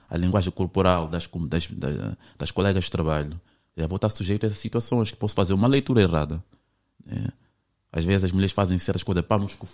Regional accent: Mozambique; eu, eu, eu sou de Moçambique, eu vim

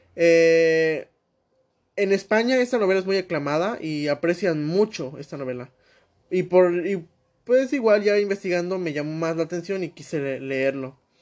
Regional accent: Mexico; aquí en mi país, México

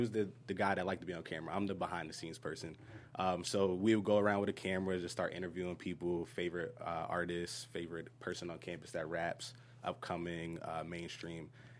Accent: Germany; born there; And I was born in Germany, so it's the Welsh spelling of ….

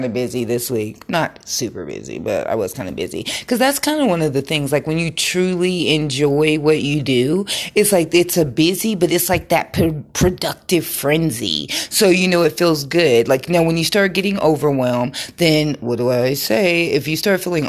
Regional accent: Colorado, United States; I'm from Colorado, grew up in the wild, wild west, where we got those big hills up there

